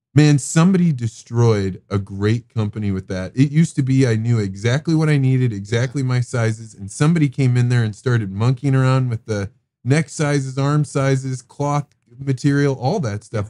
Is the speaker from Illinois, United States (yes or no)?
yes; Eureka, Illinois, United States; growing up in Eureka, Illinois.